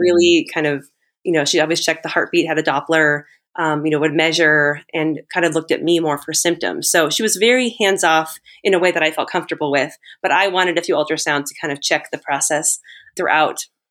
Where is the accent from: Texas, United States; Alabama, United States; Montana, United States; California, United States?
California, United States; moved away as an adult; now in Guatemala; I'm originally from California